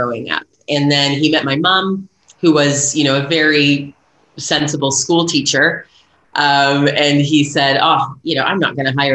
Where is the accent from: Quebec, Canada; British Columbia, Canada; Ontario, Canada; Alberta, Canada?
Ontario, Canada; Toronto; moved away as an adult; also born or lived in Nashville; now in Auckland, New Zealand; I grew up in Toronto area.